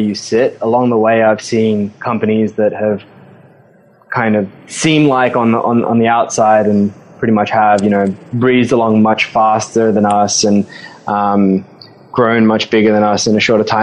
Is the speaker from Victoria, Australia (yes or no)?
no; Sydney, New South Wales, Australia; accent: Aussie twang; moved away as an adult; now in New York, United States; I'm originally from Sydney. I grew up in the North Shore there. Stayed in Sydney till I was about 24.